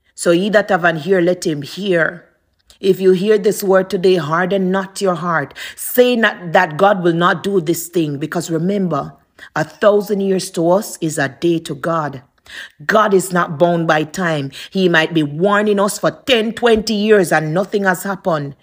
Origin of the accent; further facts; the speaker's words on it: Jamaica; moved away; I'm from Jamaica